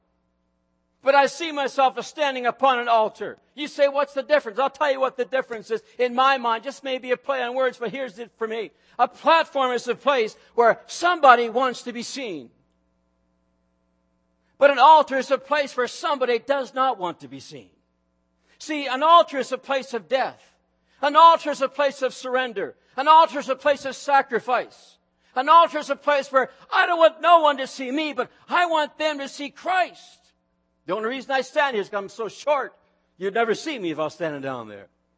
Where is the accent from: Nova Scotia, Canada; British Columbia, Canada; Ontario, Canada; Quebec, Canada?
Nova Scotia, Canada; Truro; moved away; I grew up in a Pentecostal movement. In fact, the name over the church doors on Walker Street in Truro, Nova Scotia was Calvary Pentecostal Church.